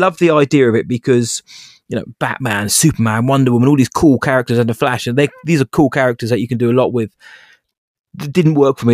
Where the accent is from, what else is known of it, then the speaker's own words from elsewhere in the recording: England, United Kingdom; I am English